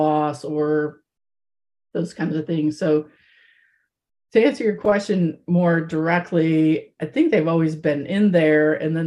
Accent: Midwest of the United States, United States; I was raised in the Midwest of the United States.

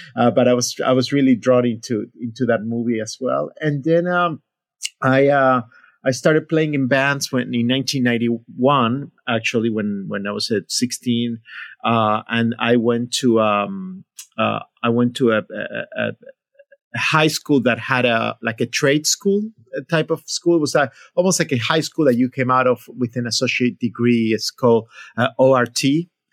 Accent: Buenos Aires, Argentina; moved away; I grew up in Buenos Aires, Argentina

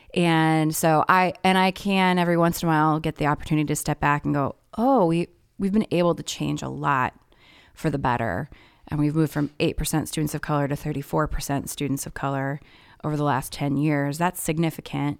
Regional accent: Indianapolis, Indiana, United States; moved away as an adult; also born or lived in Twin Cities, Minnesota; now in Minneapolis, United States; I was born and raised pretty much in Indianapolis, Indiana, and came up here for college

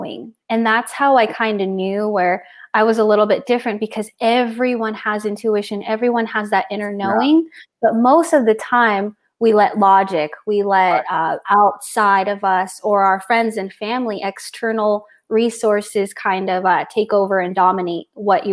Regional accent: San Diego, California, United States; moved away as an adult; also born or lived in Temecula; now in Montana, United States; I am from San Diego

